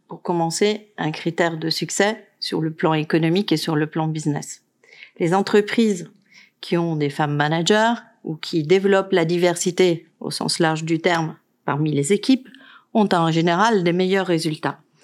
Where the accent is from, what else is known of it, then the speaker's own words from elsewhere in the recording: Italy; now in France; Je suis italienne